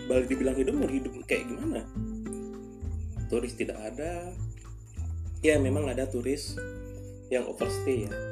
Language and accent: Indonesian; Denpasar, Bali, Indonesia; kita tahu sebagai warga Bali lebih tepatnya warga Denpasar